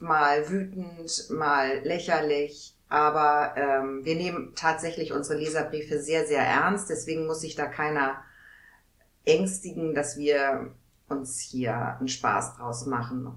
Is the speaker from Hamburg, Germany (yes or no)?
yes; Hamburg, Germany; moved away as an adult; now in Neustadt, Germany; ich bin und bleibe immer Hamburgerin